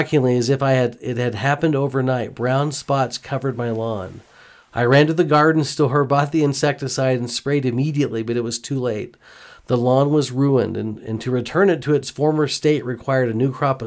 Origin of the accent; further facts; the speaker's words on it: Houston, Texas, United States; moved away; I grew up in Houston